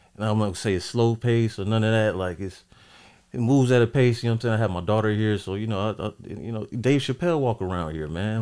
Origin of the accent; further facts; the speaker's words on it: Portsmouth, Virginia, United States; now in Ohio, United States; I hail from Portsmouth, Virginia